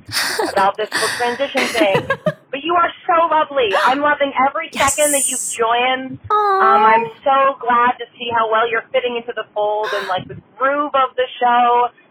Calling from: Philadelphia, Pennsylvania, United States; I'm calling from Philly. I'm a long time listener

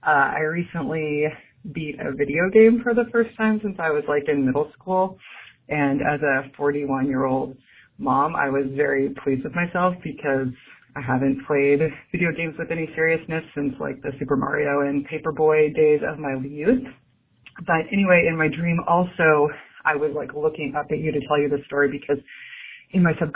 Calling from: Seattle, Washington, United States; I'm calling from Seattle

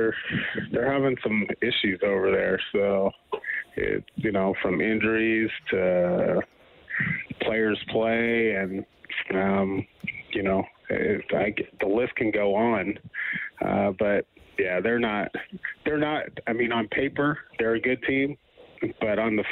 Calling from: Palm Desert, California, United States; I'm checking in from Palm Desert, California. Been down here for, about 8 years, 9 years now.

